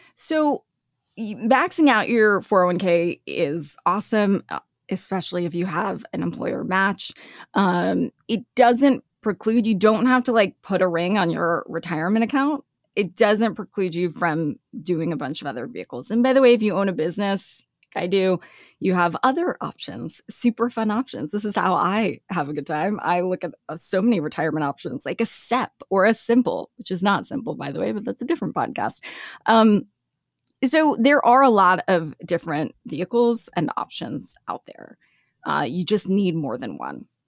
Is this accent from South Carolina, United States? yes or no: no; Los Angeles, California, United States; moved away as an adult; also born or lived in Lexington, Kentucky / Sioux Falls, South Dakota / Milwaukee; I grew up in L A.